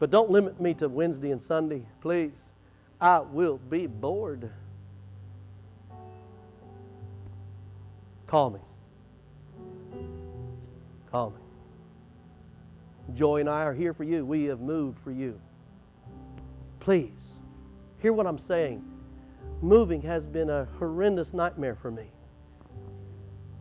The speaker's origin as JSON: {"language": "English", "town": "Wichita Falls", "region": "Texas", "country": "United States", "said": "I'm from Wichita Falls, Texas, but my mom was from Minnesota"}